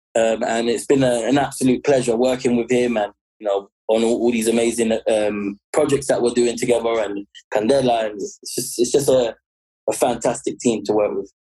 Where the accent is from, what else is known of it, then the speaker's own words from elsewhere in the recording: London, United Kingdom; accent: London; So I grew up here. I was born here. As you can tell by my accent, you know, I sound like a London boy